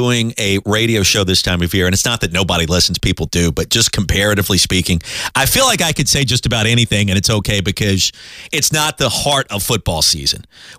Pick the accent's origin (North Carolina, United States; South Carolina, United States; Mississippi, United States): South Carolina, United States; Columbia; remember, I grew up in Columbia, so we would go to South Carolina games, we'd go to Clemson games.